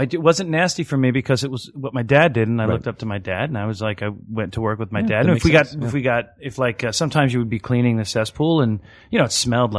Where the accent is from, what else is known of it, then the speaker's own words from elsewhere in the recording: Long Island, New York, United States; my growing up on Long Island